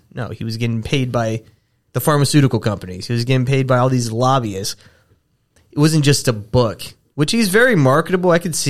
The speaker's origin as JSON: {"language": "English", "region": "Texas", "country": "United States", "said": "I'm from Texas."}